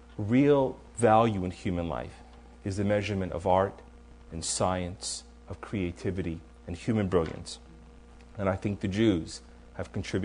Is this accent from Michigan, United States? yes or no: no; New York, United States; When I was a kid growing up in New York